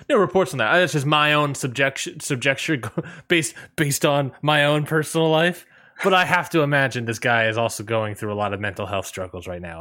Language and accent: English; Washington, District of Columbia, United States; in Washington, D C, basically my hometown